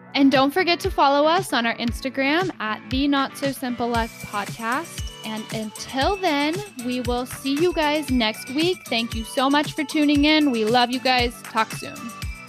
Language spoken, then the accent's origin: English; Texas, United States; I was raised in Texas